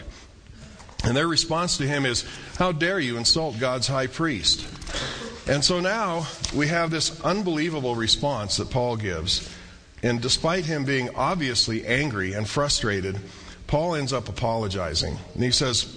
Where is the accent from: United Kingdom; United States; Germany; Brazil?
United States; central Iowa; now in Albuquerque, United States; I was growing up in Iowa, and every summer we would take a train trip from central Iowa to northern Colorado